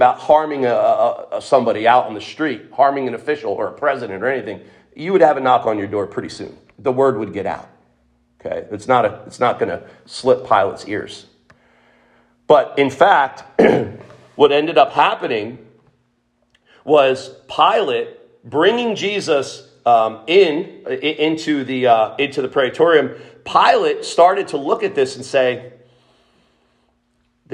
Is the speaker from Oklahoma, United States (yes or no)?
no; Trenton, New Jersey, United States; I grew up in Trenton